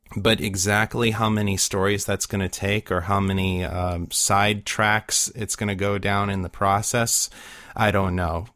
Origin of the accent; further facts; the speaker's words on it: Midwest, United States; growing up in the Midwest